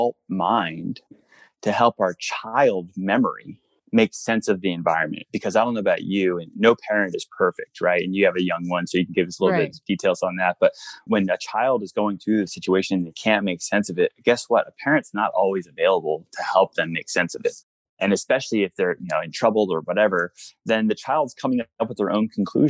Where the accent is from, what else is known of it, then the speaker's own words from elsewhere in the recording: Pennsylvania, United States; moved away; also born or lived in Colorado; I'm from Pennsylvania originally.